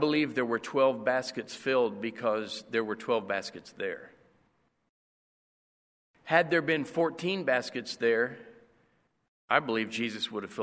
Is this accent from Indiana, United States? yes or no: yes; Indiana, United States; now in Costa Rica; I'm from Indiana